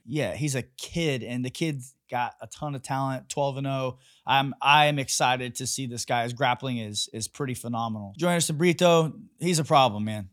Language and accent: English; Kansas City, Missouri, United States; I'm from Kansas City